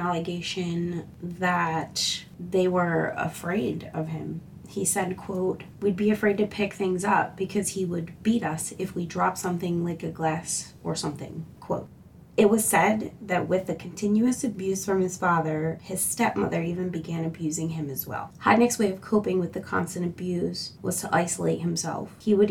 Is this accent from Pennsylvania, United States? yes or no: yes; Philadelphia, Pennsylvania, United States; I'm originally from Philadelphia. I still live in PA, a little bit further away from where I grew up at.